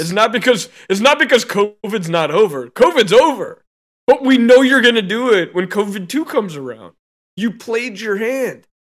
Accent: United States; I was born in America

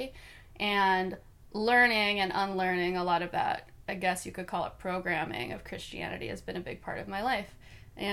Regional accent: Northwoods of Minnesota, United States; I was raised in the Northwoods of Minnesota

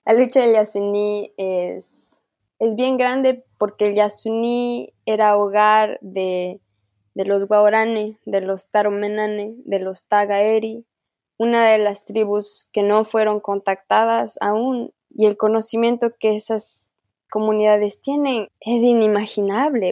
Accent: Ecuador; accent: Amazonian Kichwa; mi dialecto viene del Amazonas

